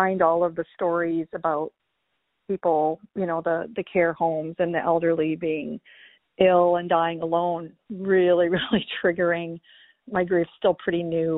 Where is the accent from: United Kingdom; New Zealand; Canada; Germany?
Canada; moved away as an adult; now in California, United States; I am a Canadian living in the U.S.